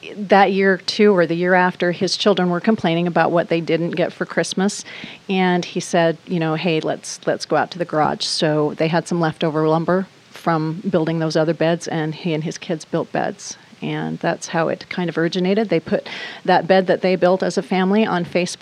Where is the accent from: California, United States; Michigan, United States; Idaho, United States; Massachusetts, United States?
Idaho, United States; Burley; moved away; also born or lived in Boise, Idaho; I am originally from Southern Idaho, Burley, Idaho, about 35 miles east of Twin Falls